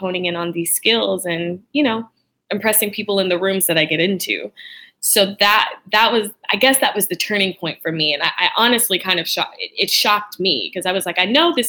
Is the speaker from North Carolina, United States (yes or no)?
yes; Charlotte, North Carolina, United States; Originally from Charlotte, North Carolina